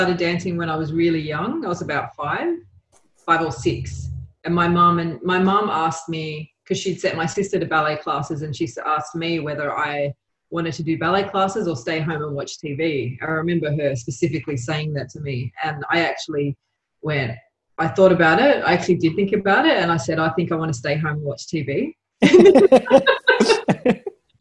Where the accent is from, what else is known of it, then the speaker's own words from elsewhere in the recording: Australia; also born or lived in Uruguay; I was born in Australia, but I went back to Uruguay when I was like three.